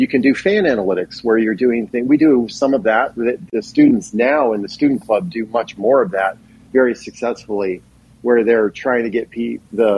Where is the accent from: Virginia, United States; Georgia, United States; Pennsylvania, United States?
Pennsylvania, United States; Philadelphia; the town I grew up in Philadelphia area